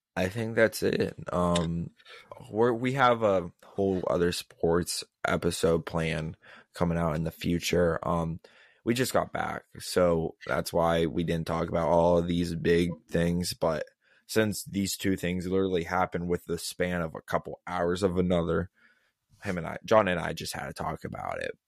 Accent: Pittsburgh, Pennsylvania, United States; we are from Pittsburgh

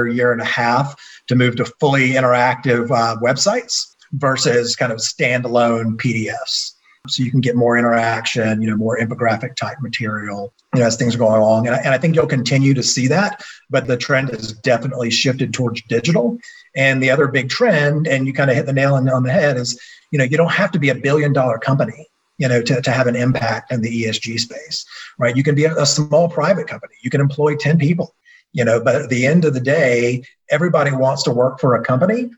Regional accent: Athens, Georgia, United States; Born and raised in Athens, Georgia, home of the University of Georgia

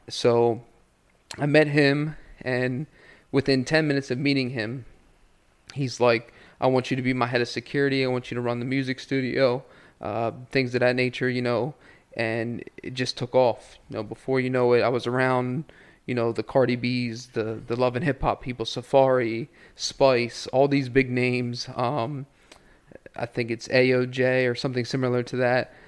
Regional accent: Ocean City, Maryland, United States; also born or lived in Hanover, Pennsylvania; I was born in Hanover, Pennsylvania, uh, grew up in Ocean City, Maryland

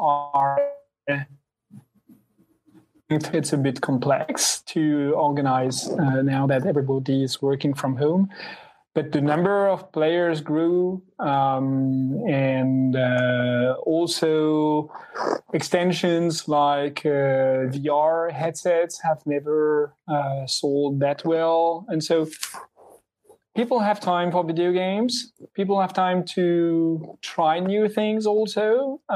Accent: France; I'm also from France.

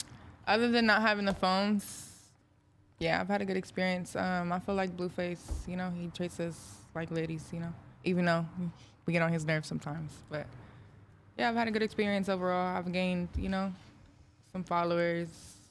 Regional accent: Riverside, California, United States; I'm from the IE.

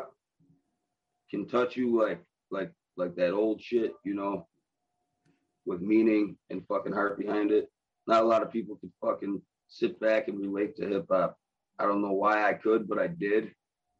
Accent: Buffalo, New York, United States; I'm from Buffalo

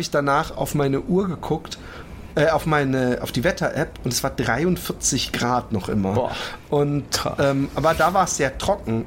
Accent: Germany; uns jetzt als Deutsche

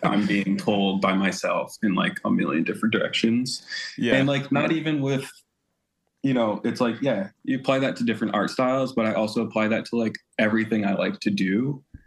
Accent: Sarasota, Florida, United States; I grew up in small town Sarasota, Florida

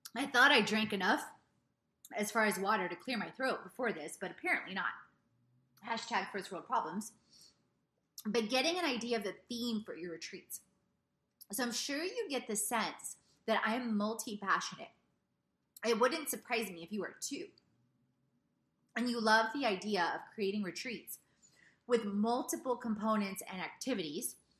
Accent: South Carolina, United States; also born or lived in Poland / Italy; We ended up in the United States just before I was two years old in South Carolina

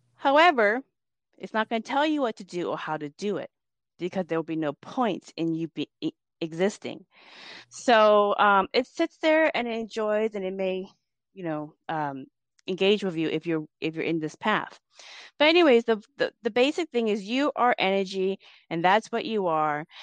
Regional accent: United States; also born or lived in Laos; growing up in America

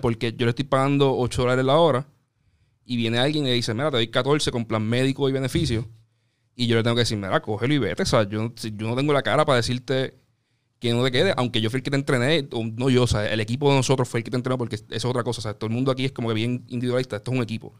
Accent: Carolina, Puerto Rico; yo soy de Carolina, estudié en la UP en Río Piedra

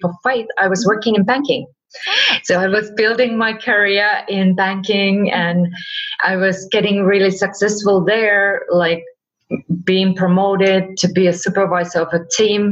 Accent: Finland; also born or lived in California; now in Spain; I live in Spain, but originally I'm from Finland

